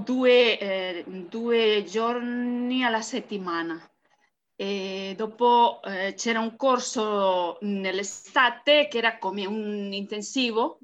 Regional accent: Barcelona, Catalonia, Spain; Italian is a second language; sono dall'Espagna, sono spagnola, eh, di Barcellona

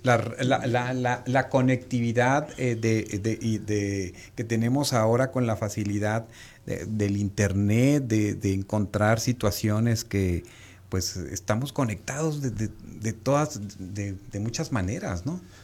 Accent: Mexico; nosotros como mexicanos

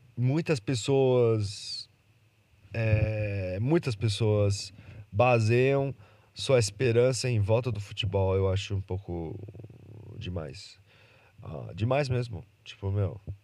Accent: Brazil; Eu nasci no Brasil

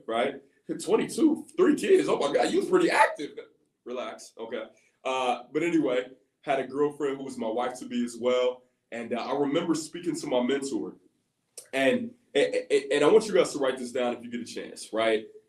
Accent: Columbus, Ohio, United States; I'm actually from Columbus, Ohio

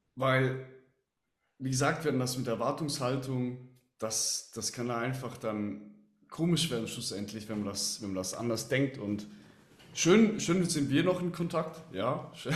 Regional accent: Switzerland; als Schweizer weiß ich auch

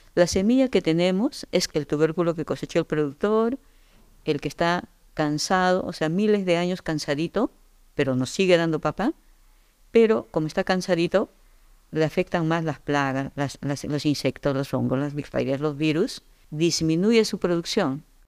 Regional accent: Yungay, Ancash, Peru; yo nací en Yungay, en Ancash. Eh, soy andina de nacimiento

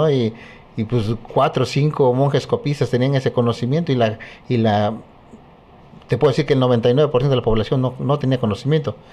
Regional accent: Chilapa de Álvarez, Guerrero, Mexico; now in Chilpancingo, Mexico; que yo soy este originario de, Chilapa de Álvarez. Hace algunas décadas, pues me vine de, de, mi, de mi pueblo, de Chilapa, con la intención precisamente de estudiar la ciencia.

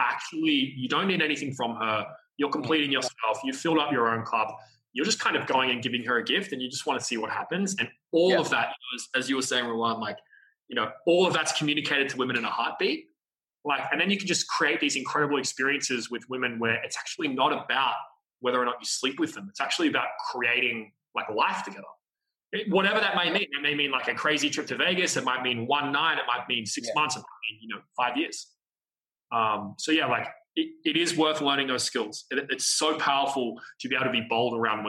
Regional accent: Australia; being Australian

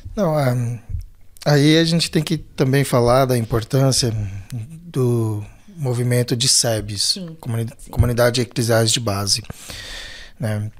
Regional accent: São Paulo, Brazil; also born or lived in Belenzinho, São Paulo; Eu nasci no Belenzinho. E aí, com três anos, minha família vem pro Ângela

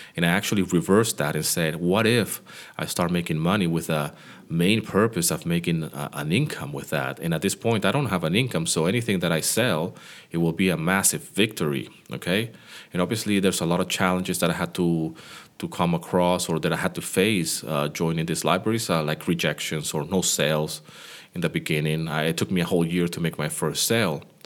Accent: Greece; my hometown where I live here in Greece.

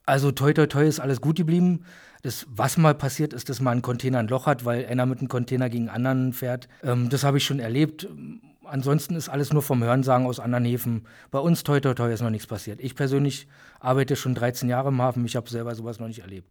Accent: Berlin, Germany; moved away as an adult; now in Bochum, Germany; bin gebürtig aus Berlin

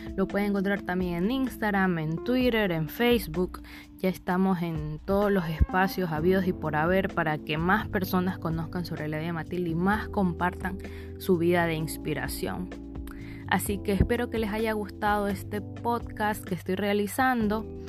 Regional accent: Ecuador; yo soy del Ecuador

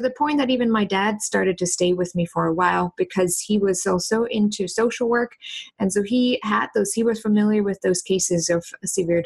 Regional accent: East Germany, Germany; moved away as an adult; also born or lived in New York / San Francisco; now in Indianapolis, United States; I grew up in East Germany

